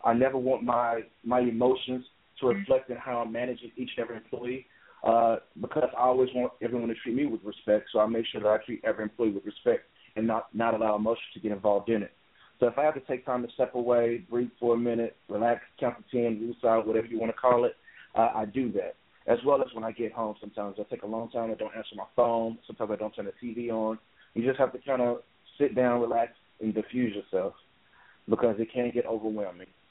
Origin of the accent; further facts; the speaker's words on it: Memphis, Tennessee, United States; also born or lived in Minneapolis, Minnesota; I was born and raised in Memphis